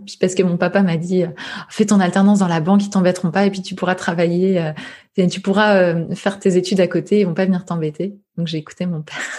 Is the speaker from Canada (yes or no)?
no; Saint-Brice-sous-Forêt, Île-de-France, France; j'ai grandi à saint brie sous forêt dans le Val d'Oise, juste à côté de Sarcelles